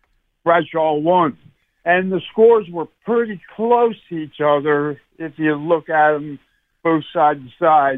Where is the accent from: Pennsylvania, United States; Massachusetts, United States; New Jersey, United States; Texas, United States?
Pennsylvania, United States; Quakertown; I grew up in Quakertown. I've been living in Sellersville for a little bit.